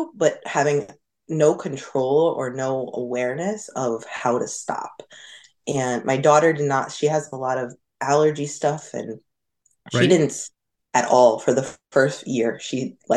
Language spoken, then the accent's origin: English; Hudson Valley, New York, United States; also born or lived in Westchester, New York; I grew up in the Hudson Valley where Walden is